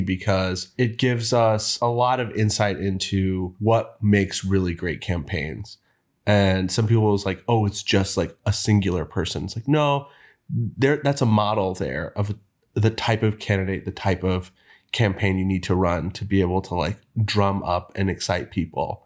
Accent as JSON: {"language": "English", "region": "Texas", "country": "United States", "tie": "born or raised there", "said": "Most of my growing up in Texas"}